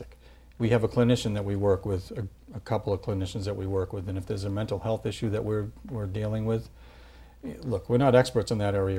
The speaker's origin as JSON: {"language": "English", "town": "Gloucester", "region": "Massachusetts", "country": "United States", "tie": "born or raised there", "said": "I'm from Gloucester"}